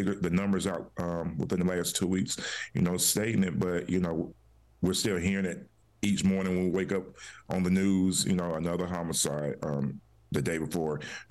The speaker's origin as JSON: {"language": "English", "town": "Charlotte", "region": "North Carolina", "country": "United States", "tie": "born or raised there", "said": "I grew up in Earl Village, in Charlotte"}